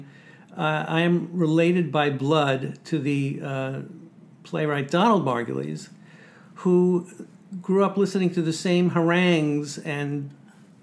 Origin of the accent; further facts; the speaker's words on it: New York City, New York, United States; Growing up in Sheepshead Bay, where Larry David said most conversations in his family were done in a form of a yelling match, that's where I grew up, in the same neighborhood